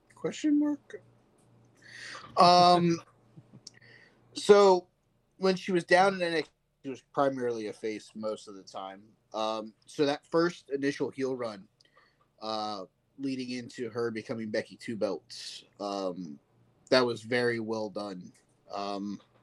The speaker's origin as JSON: {"language": "English", "region": "Virginia", "country": "United States", "tie": "born or raised there", "said": "I grew up in Virginia"}